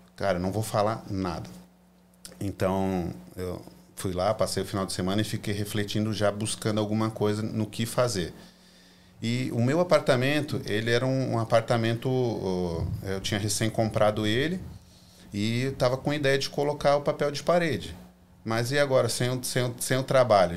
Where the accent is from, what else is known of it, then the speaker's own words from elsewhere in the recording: Florianópolis, Santa Catarina, Brazil; moved away as an adult; also born or lived in California; now in United States; eu sou manezinho da ilha